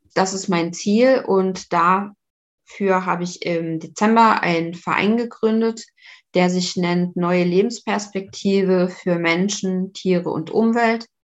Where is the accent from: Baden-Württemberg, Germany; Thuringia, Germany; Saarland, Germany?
Saarland, Germany; Saarbrücken; now in Lübeck, Germany; ich komme ja eigentlich aus Saarbrücken und bin dann nach Lübeck gezogen